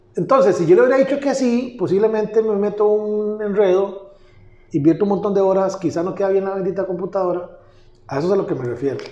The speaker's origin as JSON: {"language": "Spanish", "town": "Pérez Zeledón", "region": "San José", "country": "Costa Rica", "tie": "born or raised there", "said": "yo estudié en San José y cuando regresé a Pérez, a, la ciudad donde yo nací, a establecer la empresa"}